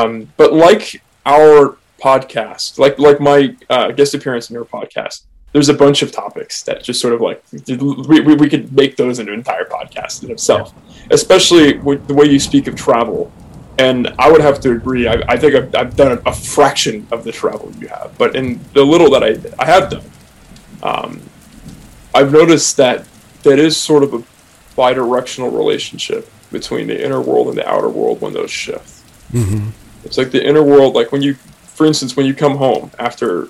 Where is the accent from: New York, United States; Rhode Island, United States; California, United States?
California, United States; Oakland; I'm from Oakland